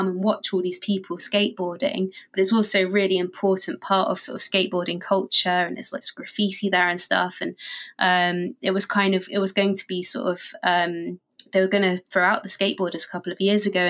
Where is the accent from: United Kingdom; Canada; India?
United Kingdom; London; I grew up in London